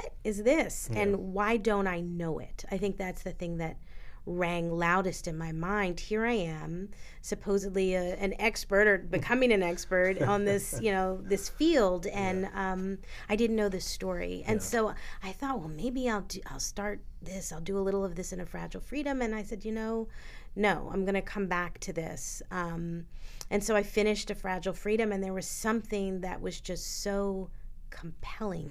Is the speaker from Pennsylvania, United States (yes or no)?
yes; Philadelphia, Pennsylvania, United States; I'm a Philadelphian